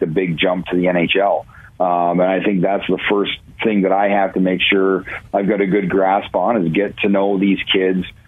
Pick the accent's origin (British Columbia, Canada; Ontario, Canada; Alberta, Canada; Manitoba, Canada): Ontario, Canada; moved away; also born or lived in Cleveland; growing up in Ontario